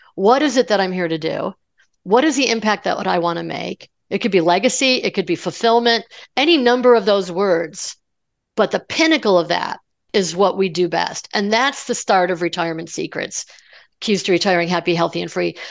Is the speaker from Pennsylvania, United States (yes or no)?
no; Colorado, United States; I'm from Colorado, so, you know, Mile High City